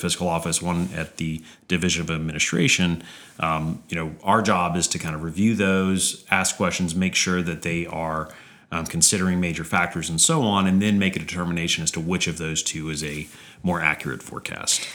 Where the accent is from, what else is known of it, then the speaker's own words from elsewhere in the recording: Baton Rouge, Louisiana, United States; also born or lived in Austin, Texas; I grew up in Baton Rouge